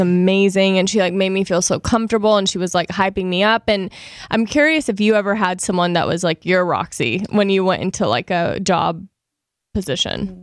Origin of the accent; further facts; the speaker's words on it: Louisiana, United States; we're both from Louisiana.